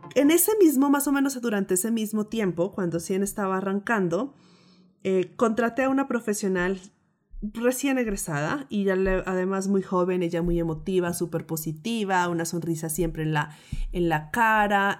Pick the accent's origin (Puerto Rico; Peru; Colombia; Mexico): Colombia; Pasto, Nariño; crecí en Pasto, donde la cultura es muy desconfiada.